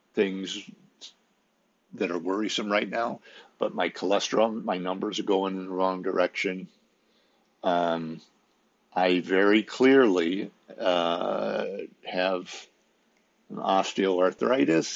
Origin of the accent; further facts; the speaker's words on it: Midwest, United States; I'm from the Midwest and was raised in a certain environment